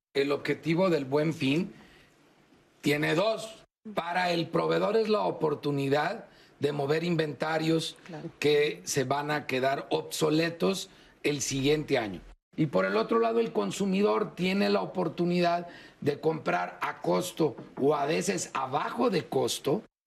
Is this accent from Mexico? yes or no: yes; Mexico